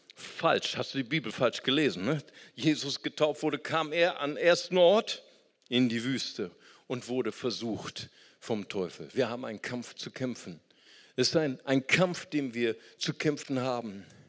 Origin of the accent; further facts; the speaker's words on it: Germany; Ich bin Deutscher